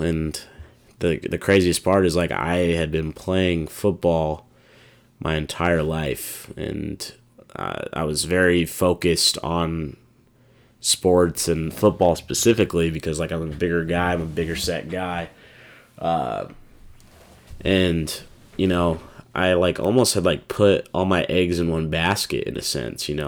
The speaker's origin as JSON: {"language": "English", "town": "Des Moines", "region": "Iowa", "country": "United States", "tie": "born or raised there", "said": "a lot of people in my hometown"}